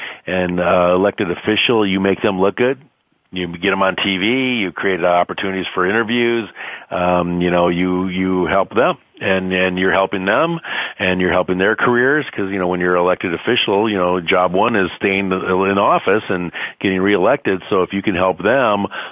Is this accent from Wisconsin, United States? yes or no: yes; Wisconsin, United States; now in San Diego, United States; I'm from Wisconsin. I'm a Wisconsin boy